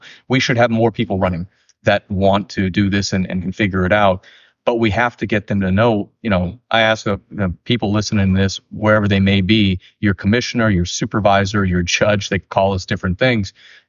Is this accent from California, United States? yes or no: yes; California, United States; I grew up in Tuolumne County, but I went down there for a few years.